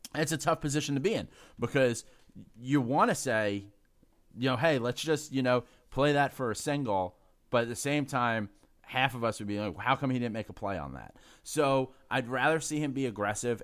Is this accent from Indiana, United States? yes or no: no; New York City, New York, United States; I'm a Irish guy from the Bronx